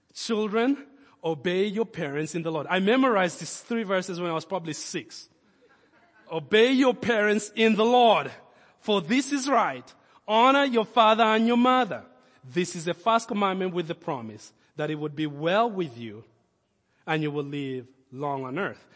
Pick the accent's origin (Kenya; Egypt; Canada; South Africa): Kenya; Nairobi; now in Lincoln; When I was a kid, we grew up in Kenya and, uh, our, our house was in the last development in Nairobi at the time